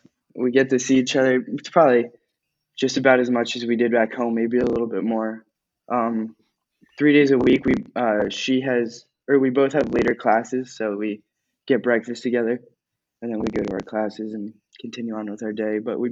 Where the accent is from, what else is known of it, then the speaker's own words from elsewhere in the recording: New York, United States; I am also from Alpaz. I'm directly across the street from co-host Tim here.